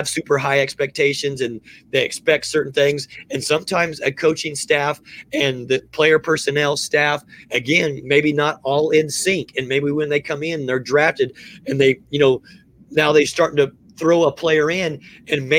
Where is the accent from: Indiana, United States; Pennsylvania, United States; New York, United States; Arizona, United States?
Indiana, United States; moved away; also born or lived in the South; I grew up in Indiana